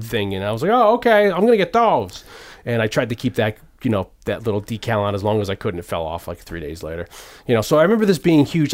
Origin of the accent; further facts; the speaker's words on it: Hamden, Connecticut, United States; also born or lived in New Haven; I moved to Hamden from New Haven